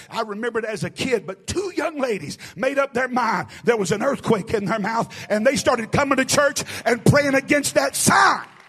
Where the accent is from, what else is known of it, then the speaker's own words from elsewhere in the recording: the South, United States; also born or lived in East Tennessee; I'm from the South. I'm talking about way South